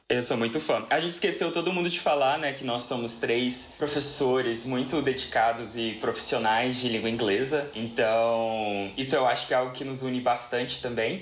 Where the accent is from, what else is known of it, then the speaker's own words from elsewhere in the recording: Uberlândia, Minas Gerais, Brazil; eu sou uberlandense, eu sou o único uberlandense legítimo desse trio aqui